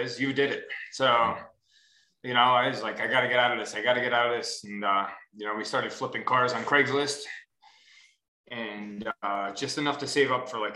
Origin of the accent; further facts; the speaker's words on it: Westchester, New York, United States; moved away as an adult; now in Ohio, United States; I'm from Westchester, right out of New York City